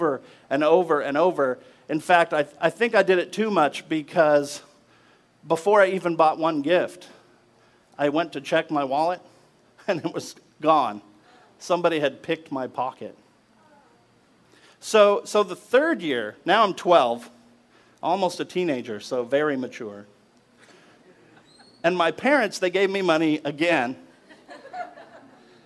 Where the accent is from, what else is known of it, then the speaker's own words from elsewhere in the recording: Alaska, United States; When I was 10 years old, growing up in Alaska